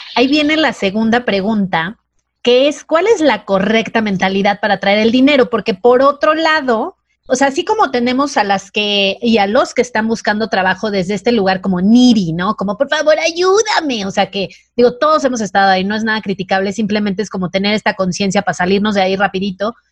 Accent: Mazatlán, Sinaloa, Mexico; yo vengo de Mazatlán

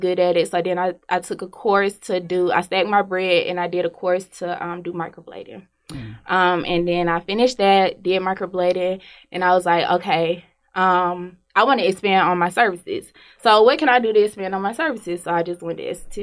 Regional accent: Decatur, Georgia, United States; I'm from Decatur, Georgia

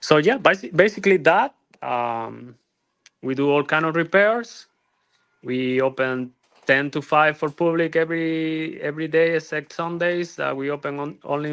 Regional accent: Cuba; moved away as an adult; also born or lived in Europe / Miami, United States; now in Estero, United States; Then after college, I moved from Cuba. We are original from Cuba

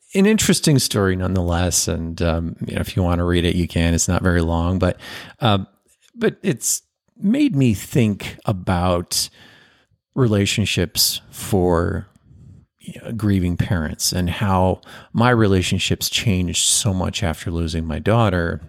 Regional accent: Chicago, Illinois, United States; I was born in Chicago

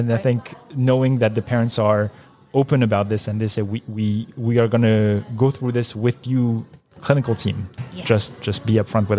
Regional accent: Marseille, Provence-Alpes-Côte d'Azur, France; now in United States; I'm from Marseille in France.

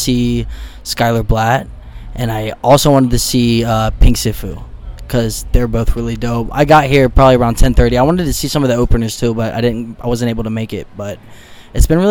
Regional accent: Milford, Ohio, United States; I'm from Cincinnati. I'm more of like the, you go a little bit farther, Claremont County, around like Milford area

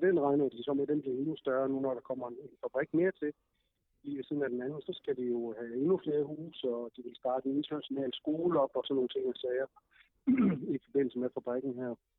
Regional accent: Denmark; hjemme i Danmark

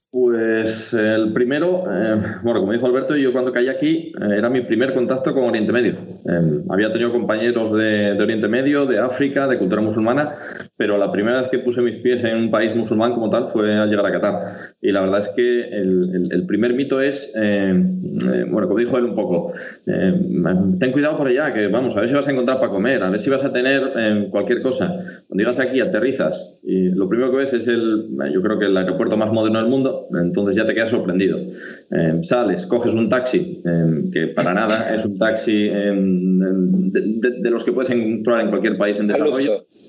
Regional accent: Asturias, Spain; moved away; como somos los asturianos

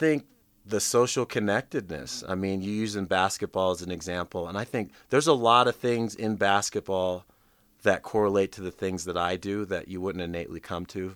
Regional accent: Anchorage, Alaska, United States; I grew up in Anchorage, Alaska

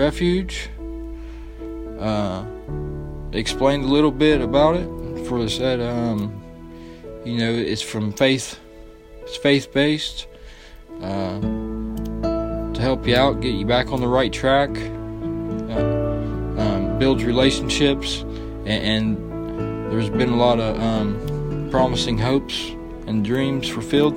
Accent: Sabina, Ohio, United States; also born or lived in Wilmington, Ohio; I come from a little town called Sabina. I was born in Wilmington, Ohio, which that's where I was at before I came here.

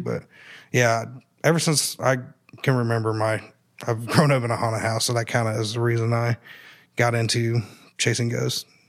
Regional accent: Columbus, United States; I grew up here in Columbus.

